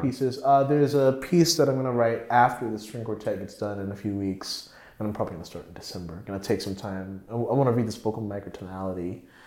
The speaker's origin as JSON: {"language": "English", "town": "Raleigh", "region": "North Carolina", "country": "United States", "moved": "yes", "lives_now": "New York, United States", "said": "I was from Raleigh. I lived in Raleigh"}